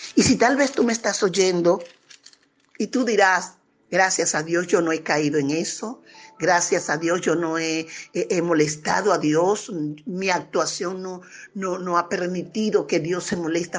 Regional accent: Venezuela; somos nosotros, pueblo venezolano

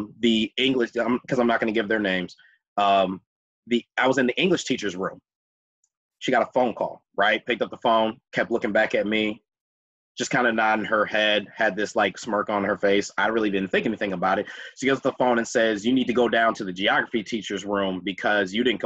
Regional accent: Minneapolis, Minnesota, United States; I'm from Minneapolis. I grew up on 40th and Clinton, went to Washburn High School

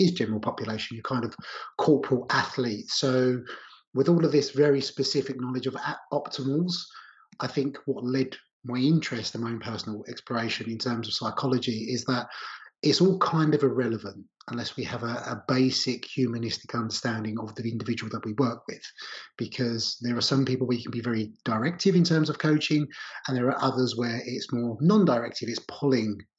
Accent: Essex, East of England, United Kingdom; I grew up in Essex on the outskirts of London.

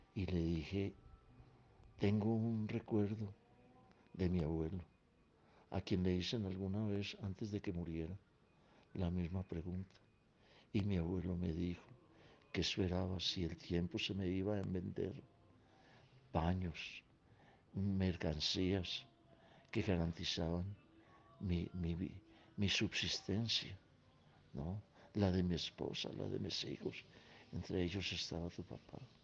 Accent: Caldas, Colombia; Nací en Meguera, departamento de Caldas, de mi país Colombia, el 17 de diciembre de 1934.

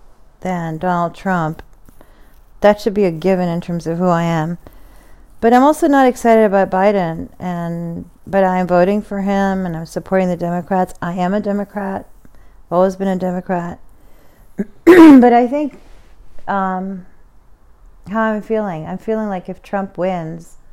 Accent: United States; as an American

